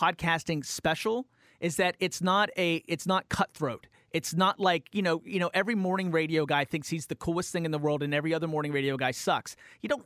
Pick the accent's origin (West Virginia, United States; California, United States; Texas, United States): West Virginia, United States; moved away; I'm from West Virginia